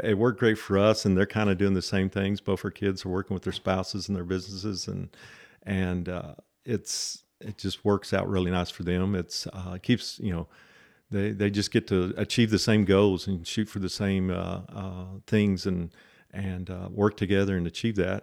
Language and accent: English; Lubbock, Texas, United States; I grew up here in Lubbock